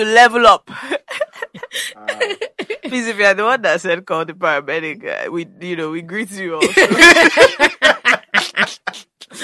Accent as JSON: {"language": "English", "region": "Ogun State", "country": "Nigeria", "said": "We record from Ogun State, and that's I'm actually an indigene"}